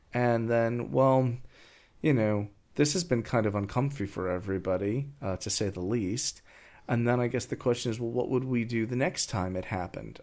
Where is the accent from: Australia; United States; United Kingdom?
United States; New York; I come from New York